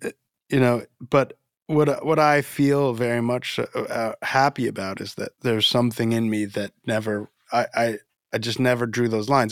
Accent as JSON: {"language": "English", "region": "Florida", "country": "United States", "tie": "born or raised there", "also_born_or_lived": "Dominican Republic", "said": "I was born in the Dominican Republic and, and grew up in Florida"}